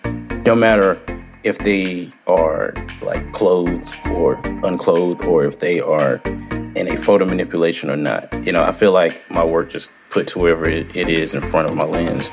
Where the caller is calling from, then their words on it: Washington, North Carolina, United States; I am in Washington, North Carolina.